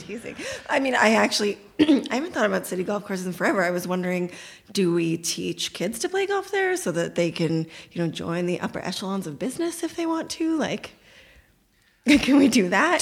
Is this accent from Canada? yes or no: yes; Toronto, Ontario, Canada; I grew up in North Scarborough